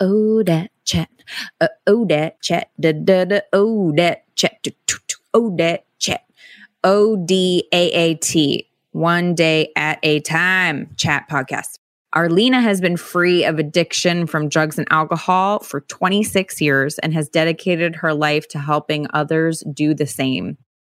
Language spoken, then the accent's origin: English; California, United States; I grew up in the San Francisco Bay Area, and I really loved the Cowboys